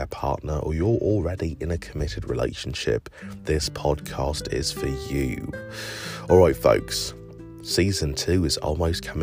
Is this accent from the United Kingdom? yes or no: yes; England, United Kingdom; now in United States; growing up in England